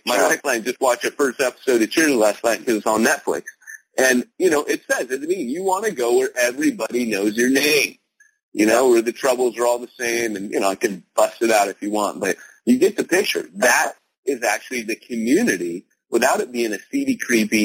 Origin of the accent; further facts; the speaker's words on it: United States; I'm an American